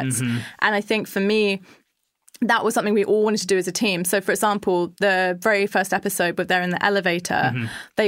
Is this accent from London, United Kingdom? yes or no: yes; London, United Kingdom; we're all like from London